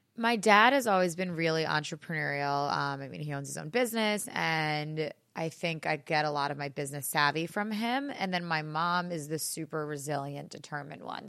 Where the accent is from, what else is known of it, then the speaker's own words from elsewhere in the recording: Great Neck, New York, United States; I am from Great Neck on Long Island. It's about a twenty-minute train ride outside the city. And I grew up in a small town